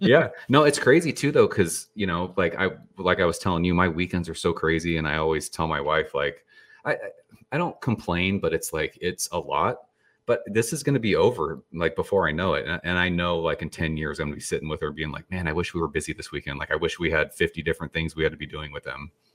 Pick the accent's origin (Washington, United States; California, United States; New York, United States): California, United States; San Jose; I grew up in California